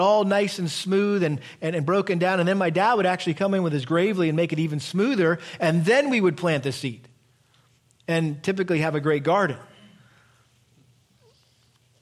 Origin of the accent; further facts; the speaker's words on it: Massachusetts, United States; We grew up in Massachusetts, and we had a big garden